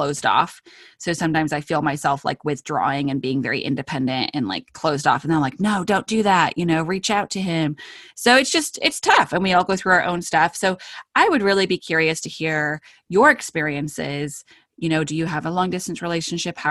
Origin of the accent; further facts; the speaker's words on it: United Kingdom; I am British